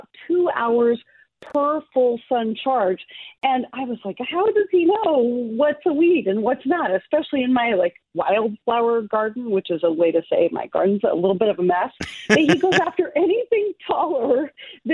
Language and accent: English; Alaska, United States; moved away; every summer I go to my home state of Alaska